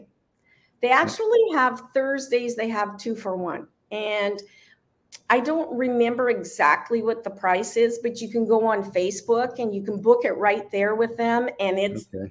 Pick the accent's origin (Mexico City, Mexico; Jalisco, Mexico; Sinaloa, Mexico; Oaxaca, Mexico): Sinaloa, Mexico; Mazatlán; all the kind of music that I grew up in Mazatlan